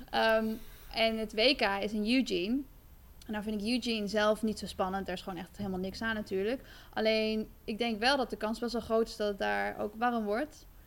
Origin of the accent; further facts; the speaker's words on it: Netherlands; En als Nederlandse, nou ja, dan kun je daar misschien voor een medaille gaan lopen.